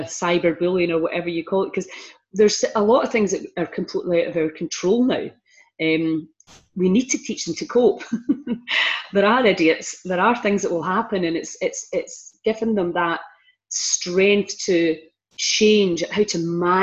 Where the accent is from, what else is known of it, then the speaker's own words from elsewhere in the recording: Argyll, Scotland, United Kingdom; we're from Argyll and we have a big, strong community network still to this day